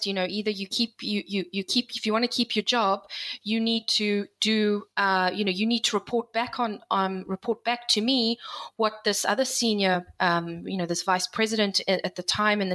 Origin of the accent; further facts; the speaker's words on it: South Africa; moved away as an adult; also born or lived in United Kingdom / Geneva / United States; I'm a South African born and bred. I've lived in the UK. I've lived in Geneva, and I was in the US.